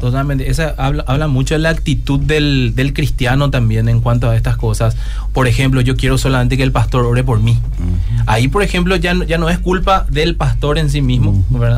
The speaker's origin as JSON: {"language": "Spanish", "town": "Coronel Oviedo", "region": "Caaguazú", "country": "Paraguay", "tie": "born or raised there", "said": "yo soy de Coronel Oviedo"}